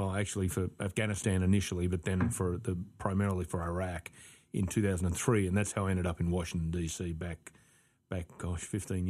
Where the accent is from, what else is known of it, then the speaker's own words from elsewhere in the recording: Western Australia, Australia; I grew up in Australia, obviously in the south of Perth.